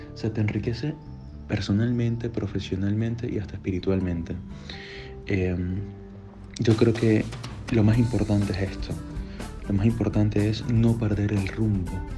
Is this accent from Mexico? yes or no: no; Venezuela; moved away as an adult; now in Rome, Italy; soy de Venezuela